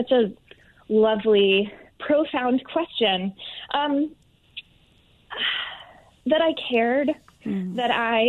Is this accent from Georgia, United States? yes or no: yes; Atlanta, Georgia, United States; also born or lived in Manhattan, New York; now in New York City, United States; I am from Atlanta, yes.